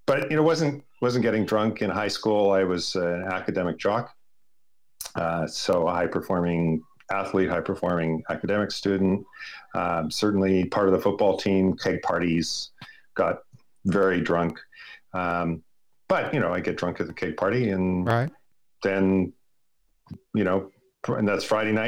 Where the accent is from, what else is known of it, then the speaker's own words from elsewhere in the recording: Edmonton, Alberta, Canada; now in Vancouver, Canada; I was born in Edmonton, Canada, and I was relinquished for adoption adopted into upper middle class, very nice family